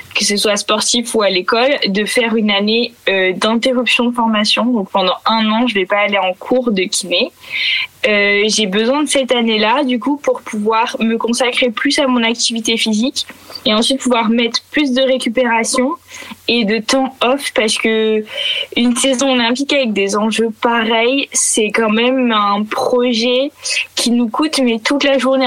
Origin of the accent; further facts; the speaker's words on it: Picardy, Hauts-de-France, France; j'ai grandi, je viens de la campagne de Picardie